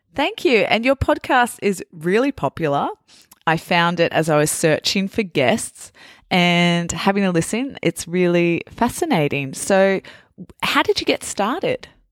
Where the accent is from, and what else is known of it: Australia